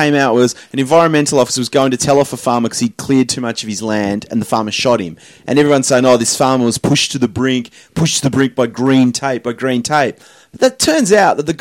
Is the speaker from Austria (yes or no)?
no; Tasmania, Australia; now in Sydney, Australia; I grew up in Tassie